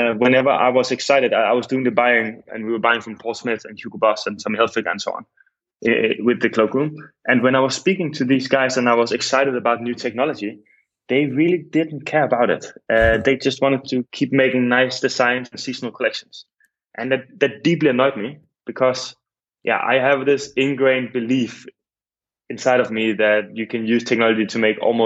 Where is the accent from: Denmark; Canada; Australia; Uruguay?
Denmark; Copenhagen, Capital Region of Denmark; moved away as an adult; also born or lived in Berlin; now in Amsterdam, Netherlands; I'm originally from Copenhagen and I moved here 7 years